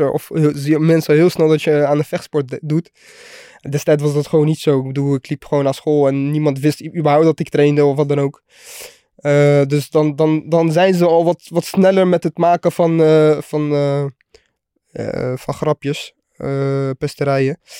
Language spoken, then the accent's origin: Dutch; The Hague, South Holland, Netherlands; Ehm, rustig. Ja, ik, deed, ik zat op de HAVO.